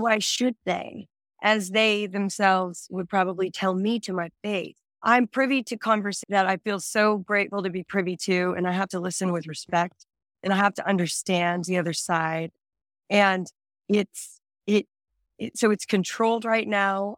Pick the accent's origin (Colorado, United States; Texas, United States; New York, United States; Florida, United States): Texas, United States; I'm Texan.